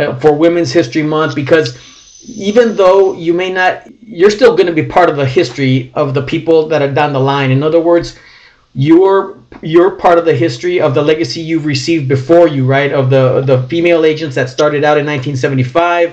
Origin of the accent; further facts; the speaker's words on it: California, United States; I'm from California